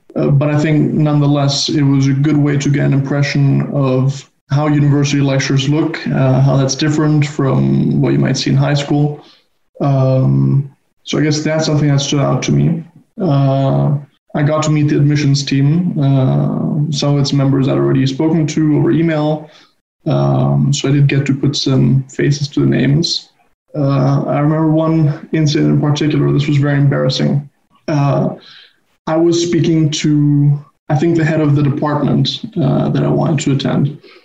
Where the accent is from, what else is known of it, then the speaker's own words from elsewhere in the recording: Barcelona, Catalonia, Spain; moved away; I'm originally from Barcelona.